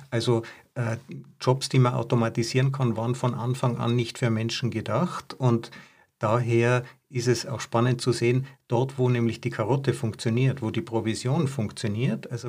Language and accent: German; Tyrol, Austria; Ja, wir sind beide Tiroler. Wir wissen hier, in dem Land äh, gab es Schneelawinen und, und super harte Winter.